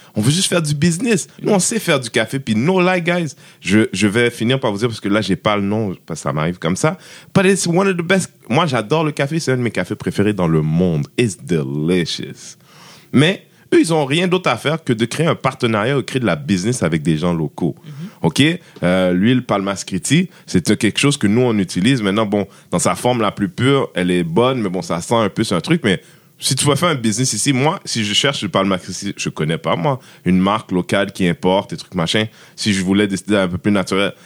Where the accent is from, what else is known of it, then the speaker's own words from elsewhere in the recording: Haiti; moi je suis haïtien